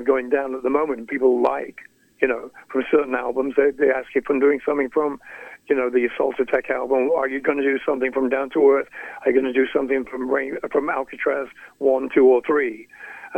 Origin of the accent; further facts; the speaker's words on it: Skegness, East Midlands, United Kingdom; moved away; I played in Skegness, my hometown, just recently